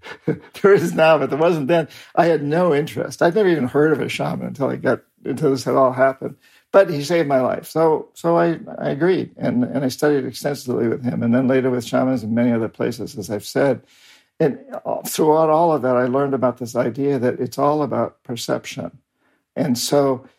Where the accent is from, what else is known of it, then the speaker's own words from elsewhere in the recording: New Hampshire, United States; moved away as an adult; I was raised in New Hampshire, about 300 years of Yankee Calvinists